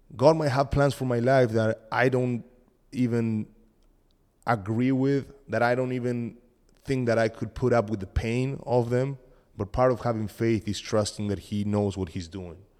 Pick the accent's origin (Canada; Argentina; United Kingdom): Argentina; English is a second language; moved away; I'm from Argentina